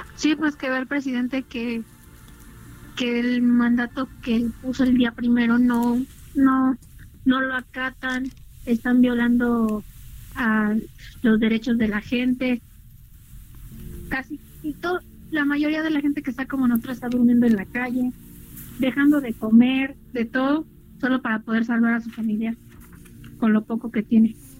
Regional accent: Nezahualcóyotl, State of Mexico, Mexico; Nosotros somos de Nezahualcóyotl

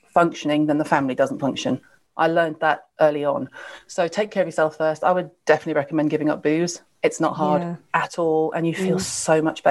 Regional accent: the South, United States; I was raised in the South in America

